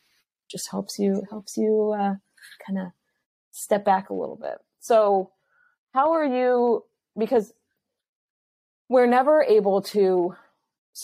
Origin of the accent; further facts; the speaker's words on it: Los Angeles, California, United States; I'm from Los Angeles, so this is just like my world and my life